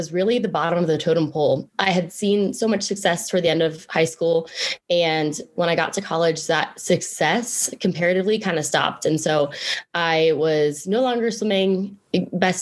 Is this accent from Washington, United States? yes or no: no; Pittsburgh, Pennsylvania, United States; also born or lived in Blacksburg, Virginia / Roanoke, Virginia; I grew up in Pittsburgh, Pennsylvania